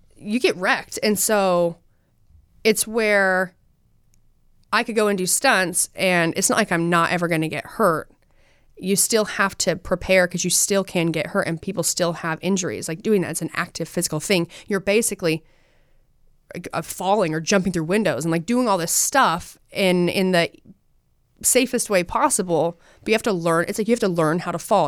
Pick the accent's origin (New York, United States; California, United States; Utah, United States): Utah, United States; I'm from Utah.